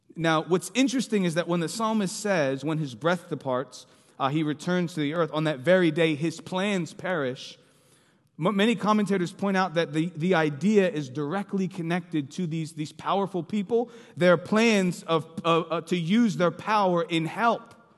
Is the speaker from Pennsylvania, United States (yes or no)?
yes; Philadelphia, Pennsylvania, United States; moved away; I'm from Philly.